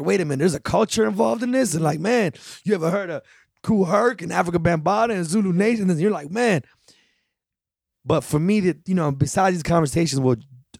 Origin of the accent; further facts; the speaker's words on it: Chicago, Illinois, United States; moved away as an adult; also born or lived in the Bronx; we still growing up in Chicago in the early 90s